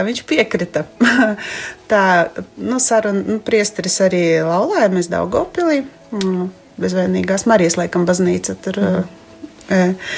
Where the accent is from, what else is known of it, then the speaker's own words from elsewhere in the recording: Ilūkste, Augšdaugava Municipality, Latvia; esmu no Ilūkstes